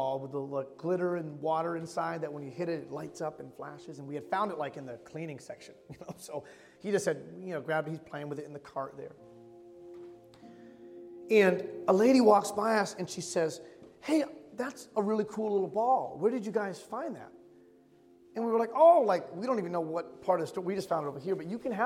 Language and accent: English; Michigan, United States; moved away as an adult; It was my first Christmas away from my hometown in Michigan